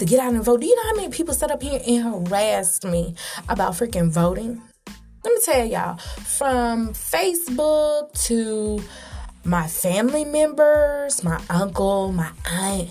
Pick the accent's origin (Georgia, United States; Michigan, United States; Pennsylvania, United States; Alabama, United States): Georgia, United States; Atlanta; I'm from Atlanta, raised in Atlanta.